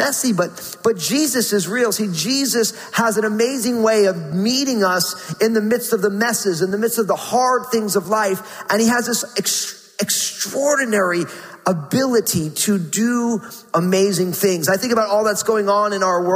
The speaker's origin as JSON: {"language": "English", "region": "New Jersey", "country": "United States", "tie": "born or raised there", "said": "I went to Rutgers University in my home state of New Jersey"}